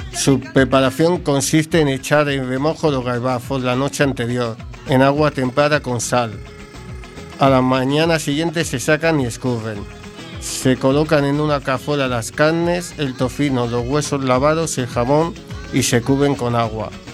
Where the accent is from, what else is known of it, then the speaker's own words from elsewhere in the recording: Madrid, Community of Madrid, Spain; now in A Coruña, Spain; mi tierra, Madrid.